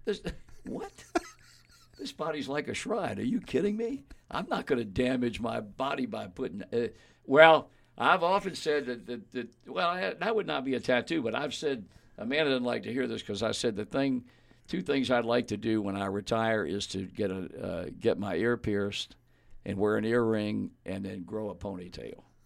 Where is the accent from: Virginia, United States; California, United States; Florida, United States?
Virginia, United States; moved away; a kid growing up in Virginia